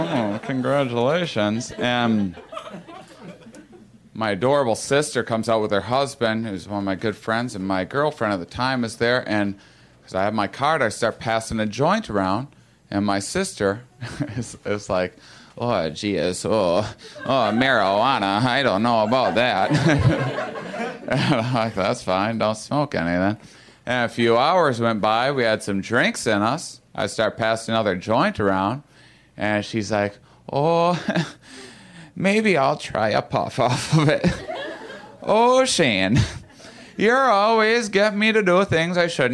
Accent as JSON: {"language": "English", "town": "La Crosse", "region": "Wisconsin", "country": "United States", "tie": "born or raised there", "moved": "yes", "said": "It's La Crosse, Wisconsin. That's my hometown"}